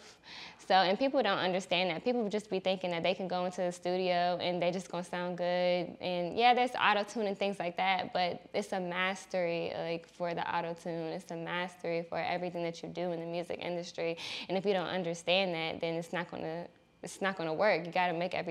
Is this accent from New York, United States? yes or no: no; Atlanta, Georgia, United States; I grew up in the SWAT, so Southwest Atlanta, okay. off of MLK